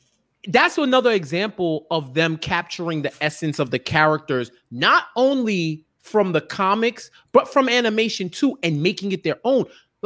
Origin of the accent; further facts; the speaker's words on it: New York, United States; Yo, I'm from New York. I know a billion Cyborgmans, yo.